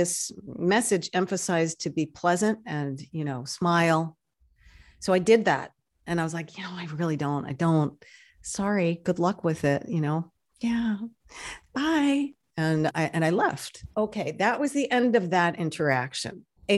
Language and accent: English; New York, United States; I'm originally a New Yorker from an extremely European family. Grew up in a French-speaking home, and I'm out here on the West Coast